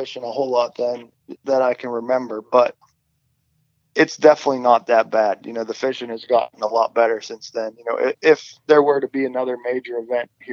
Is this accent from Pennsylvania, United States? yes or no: yes; Pittsburgh, Pennsylvania, United States; I grew up here in Pittsburgh.